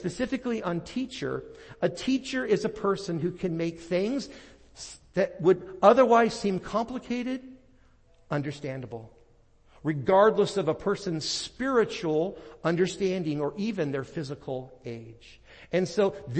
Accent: Portland, Oregon, United States; moved away; my hometown of Portland, Oregon. I pastored up there for 8 years

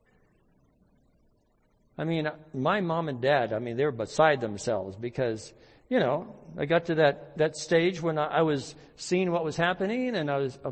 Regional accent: United States; as American Christians

